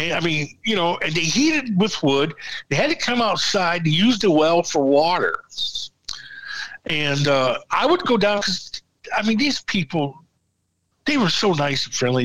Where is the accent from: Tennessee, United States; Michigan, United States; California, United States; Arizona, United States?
Michigan, United States; I'm from Michigan